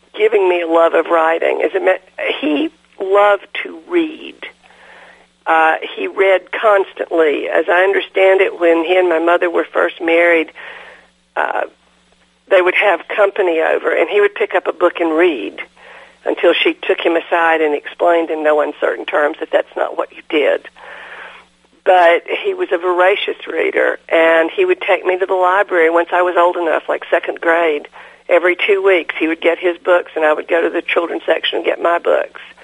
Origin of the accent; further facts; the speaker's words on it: DeKalb County, Georgia, United States; also born or lived in Chattanooga, Tennessee; I was born in Chattanooga, but uh, moved to mm-hmm. DeKalb County, Georgia, when I was five years old. And lived here all my life.